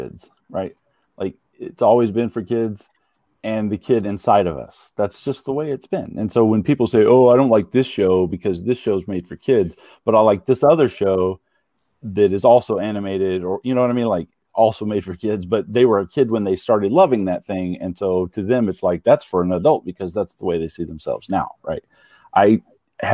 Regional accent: Texas, United States; growing up in Texas in the, you know, 80s and 90s

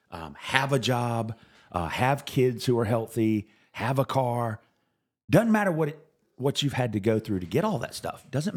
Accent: South Carolina, United States; I've felt it all my life when I was growing up in South Carolina.

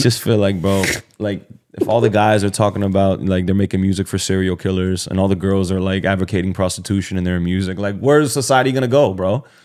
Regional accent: Miami, Florida, United States; I'm from Miami

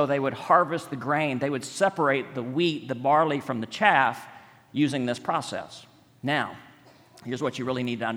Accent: West Texas, United States; moved away; also born or lived in Montgomery, Alabama; I was born and raised in West Texas

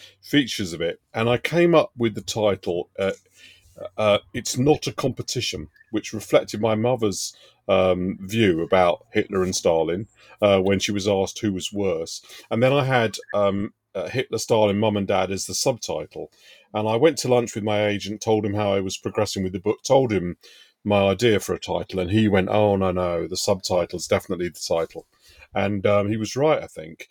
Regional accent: London, United Kingdom; I was brought up in Hendon Central, around the corner from Brent Cross Shopping Centre

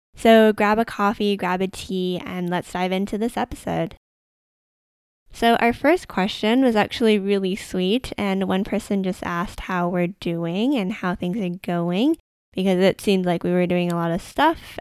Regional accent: Canada; I am Canadian and I've lived in Canada my entire life

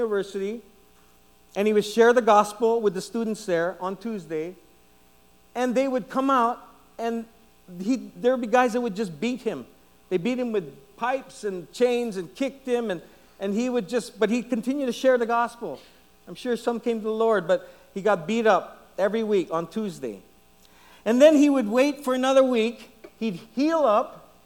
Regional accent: Guam; I was from Guam. I was from Guam

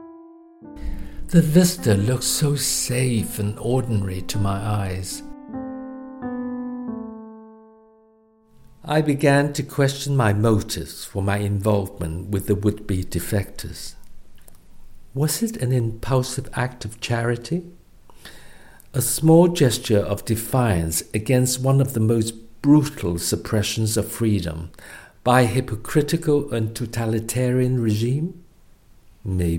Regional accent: Hong Kong; moved away as an adult; also born or lived in Hull, United Kingdom; now in United Kingdom; Growing up in Hong Kong, I was known by my Chinese name

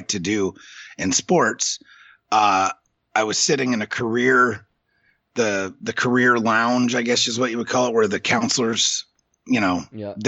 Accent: Illinois, United States; now in New York, United States; grew up in Illinois

